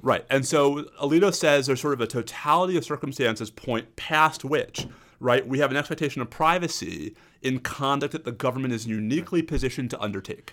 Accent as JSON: {"language": "English", "region": "New York", "country": "United States", "said": "As a New Yorker"}